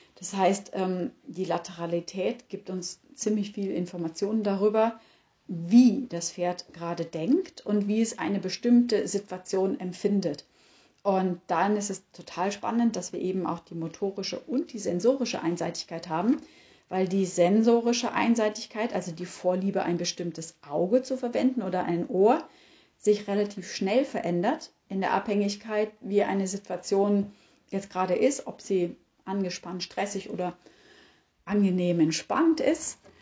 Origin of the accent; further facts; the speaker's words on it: Germany; bei uns in Deutschland